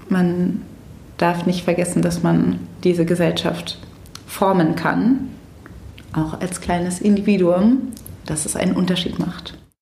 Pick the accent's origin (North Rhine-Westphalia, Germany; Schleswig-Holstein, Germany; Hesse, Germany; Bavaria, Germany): North Rhine-Westphalia, Germany; Cologne